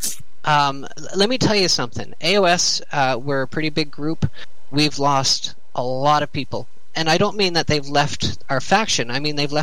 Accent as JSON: {"language": "English", "country": "Canada", "said": "I'm Canadian"}